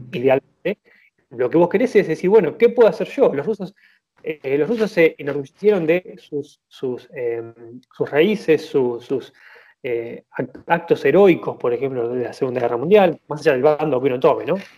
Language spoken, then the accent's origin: Spanish; Argentina; nosotros como argentinos